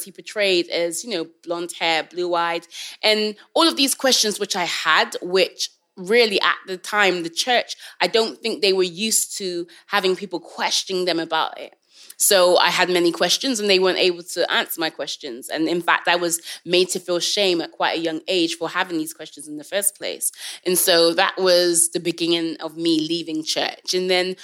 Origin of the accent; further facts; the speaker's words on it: England, United Kingdom; I was born in England. My parents are from Jamaica.